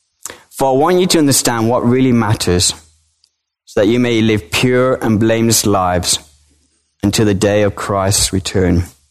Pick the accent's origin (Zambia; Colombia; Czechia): Colombia; born there; I was born in Colombia, South America, to British parents.